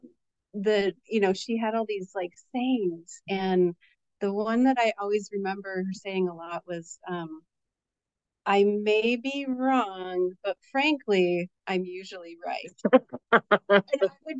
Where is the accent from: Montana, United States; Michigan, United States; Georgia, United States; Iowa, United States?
Michigan, United States; Lower; also born or lived in Detroit, Michigan; I grew up in Lower Michigan. My family's originally from Detroit.